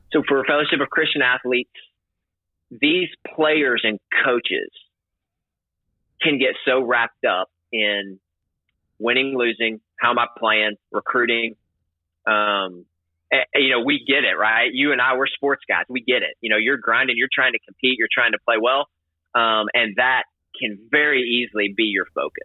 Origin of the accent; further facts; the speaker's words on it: the South, United States; growing up in America, specifically the South